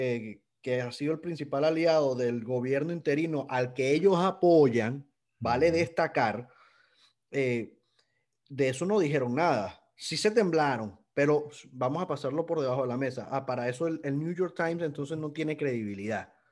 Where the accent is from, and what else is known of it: Venezuela